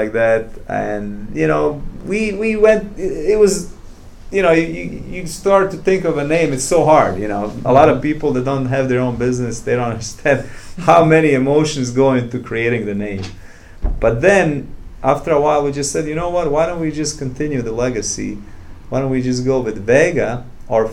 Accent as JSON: {"language": "English", "town": "Bratunac", "region": "Republika Srpska", "country": "Bosnia & Herzegovina", "also_born_or_lived": "Srebrenica, Bosnia", "moved": "yes", "lives_now": "St. Louis, United States", "said": "Bosnia, I am from Bratunac, Eastern Bosnia"}